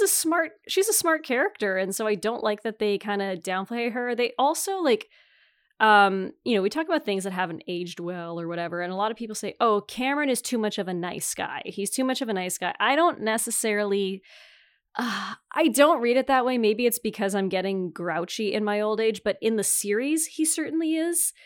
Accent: Northern Ontario, Canada; I'm from Northern Ontario

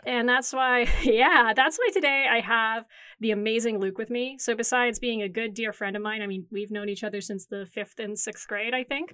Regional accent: Timmins, Ontario, Canada; moved away as an adult; now in Toronto, Canada; as a kid growing up in Timmins, Ontario

